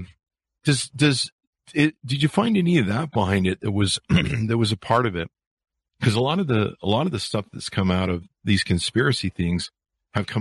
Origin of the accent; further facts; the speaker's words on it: Utah, United States; also born or lived in California; I grew up in Utah in the Mormon cult